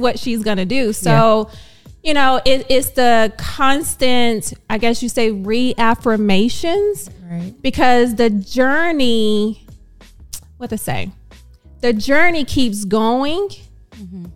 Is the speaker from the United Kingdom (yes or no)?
no; Dallas, Texas, United States; I am born and raised in Dallas